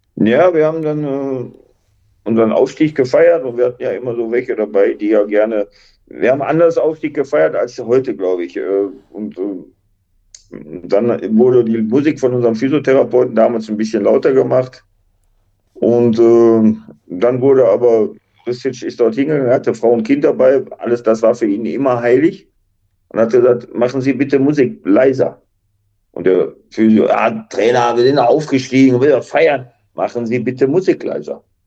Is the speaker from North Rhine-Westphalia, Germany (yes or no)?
yes; Duisburg, North Rhine-Westphalia, Germany; born or raised there